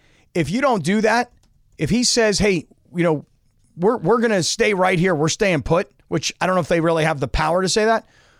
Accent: United States; I'm American.

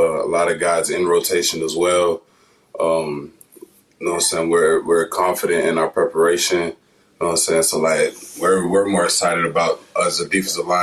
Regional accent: Florida, United States; moved away as an adult; now in Tuscaloosa, United States; I'm from Florida

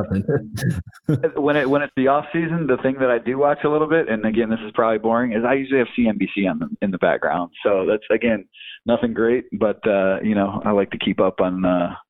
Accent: Detroit, Michigan, United States; growing up in Detroit

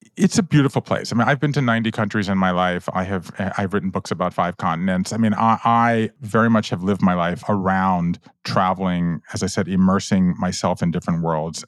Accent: Georgia, United States; moved away as an adult; also born or lived in Japan; I grew up in Georgia

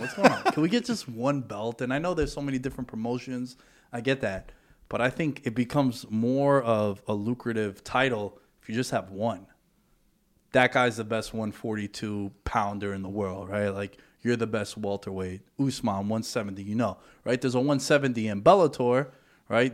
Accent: New York City, New York, United States; I'm from Astoria

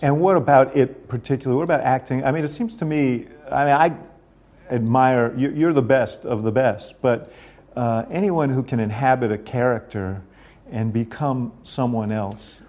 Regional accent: New York, United States; a little housing development where I grew up in New York

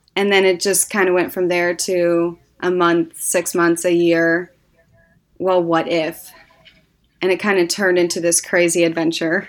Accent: Northwest Indiana, United States; I grew up in Northwest Indiana, um, that's where, uh, my whole family's from

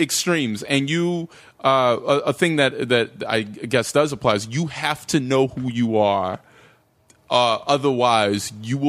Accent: North Carolina, United States; I grew up in North Carolina.

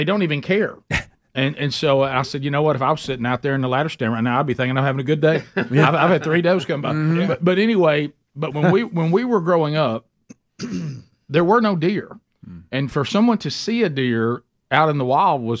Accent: Alabama, United States; when we grew up in Alabama

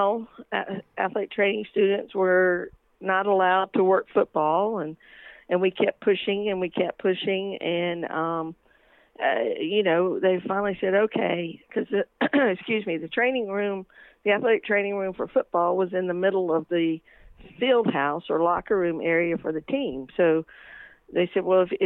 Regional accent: Mount Airy, North Carolina, United States; I'm originally from Mount Airy, North Carolina. Yes, everyone thinks of it as Mayberry. I did grow up an only child

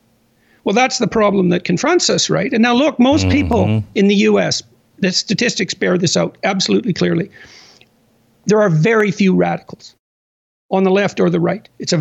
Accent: Canada; I'm a Canadian, right? So I'm kind of watching this from the outside, at least to some degree.

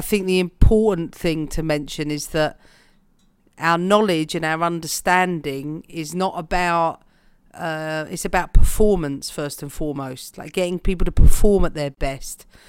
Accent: London, United Kingdom; for me as a Londoner

